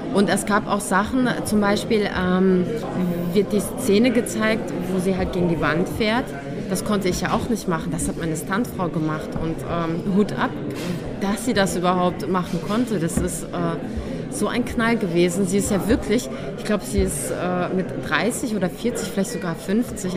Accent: a village near Cologne, North Rhine-Westphalia, Germany; accent: Hochdeutsch; moved away as an adult; now in Vienna, Austria; ich bin ja nicht in Köln äh, groß geworden, sondern in einem Dorf

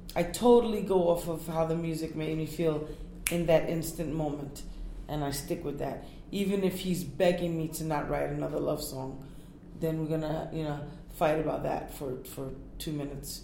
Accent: New York, United States; also born or lived in Puerto Rico; I'm from Puerto Rico and and Native American Indian and Black culture. I'm raised in New York

